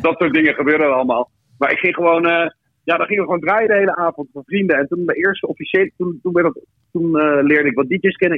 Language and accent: Dutch; The Hague, South Holland, Netherlands; geboren in Den Haag.